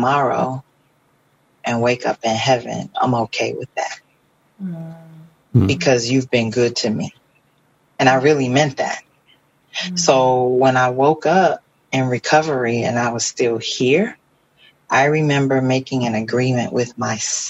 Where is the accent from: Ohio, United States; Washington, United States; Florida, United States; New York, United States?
Florida, United States; moved away; I'm originally from Florida